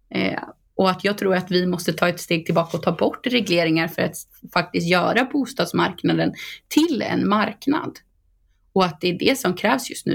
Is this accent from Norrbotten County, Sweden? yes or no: no; Boxholm, Östergötland, Sweden; bo inne på Storgatan i Boxholm där jag kommer ifrån